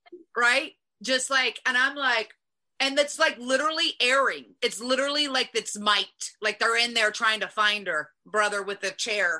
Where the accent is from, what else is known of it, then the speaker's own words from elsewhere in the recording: the South, United States; accent: Southern; one of my blockages at that point was my Southern accent. So I literally had to like learn how to speak without my accent.